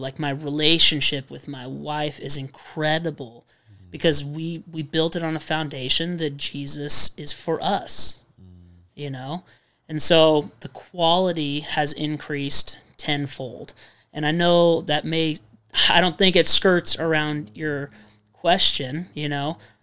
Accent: Redlands, California, United States; moved away; a church from Redlands, the city we were born and raised

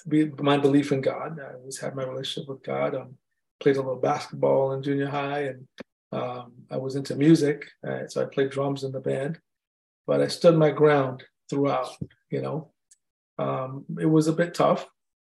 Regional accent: India; I'm Indian, they're gonna kick me out of my house, you know.

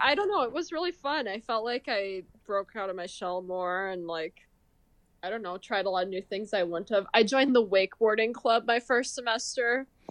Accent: Marshall, Minnesota, United States; also born or lived in Texas; I'm from Marshall, Minnesota, like southwest corner of Minnesota, kinda smaller town

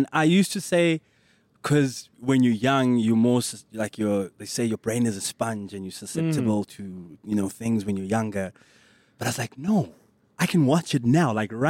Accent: Johannesburg, Gauteng, South Africa; English is a second language; I grew up in the south of Joburg.

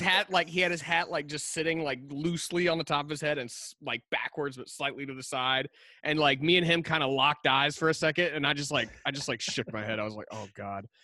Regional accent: Lugoff, South Carolina, United States; I grew up here in Lugoff, South Carolina

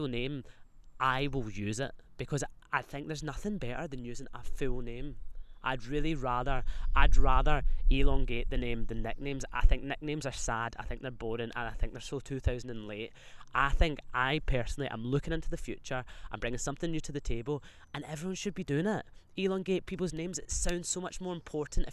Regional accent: Scotland, United Kingdom

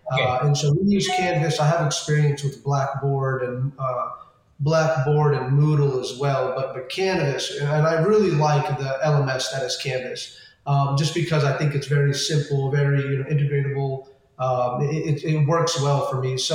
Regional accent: California, United States; born there; Um, and I was born over in California, which is where they first, you know, they first came to.

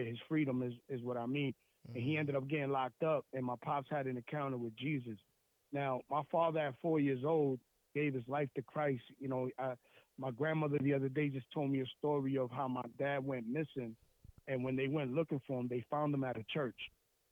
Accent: Lawrence, Massachusetts, United States; I'm from this place called Lawrence in Massachusetts. It's like 20 minutes north of Boston. And just a little bit about me. So I grew up, you know, in the project housing

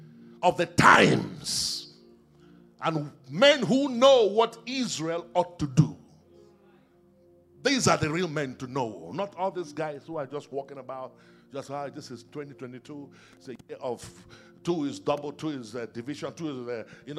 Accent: Nigeria; I grew up in Nigeria

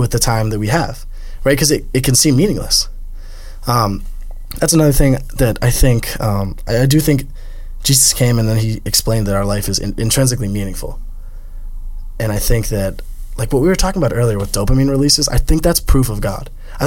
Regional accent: United States; I'm American

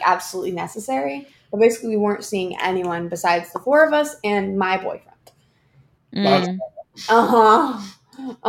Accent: Bay Area, California, United States; I'm from the Bay Area

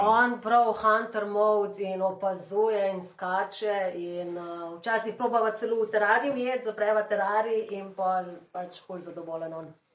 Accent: Slovenia; smo Slovenci

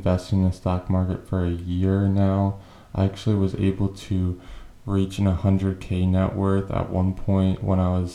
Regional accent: New Hampshire, United States; now in Delaware, United States; I was born in New Hampshire, live in Delaware now

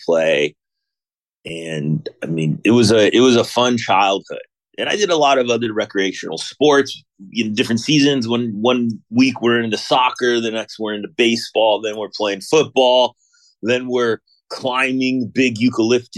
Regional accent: Mission Viejo, California, United States; I grew up in Southern California, a town called Mission Viejo.

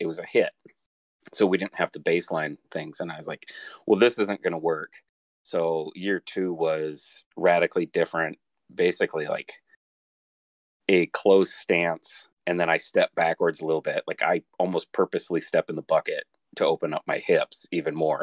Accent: Iowa, United States; growing up in Iowa

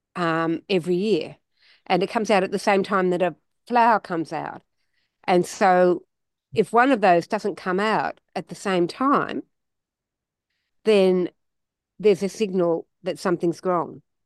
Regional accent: Australia; we're Australian

